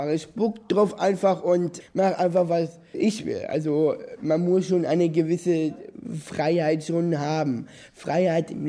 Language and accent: German; Berlin, Germany; Wir sind Berliner